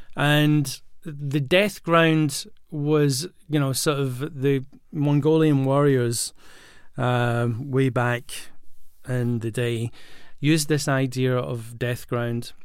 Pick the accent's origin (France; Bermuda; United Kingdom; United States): United Kingdom; Glasgow, Scotland; moved away; also born or lived in London; I grew up in Glasgow, and when, before I moved to London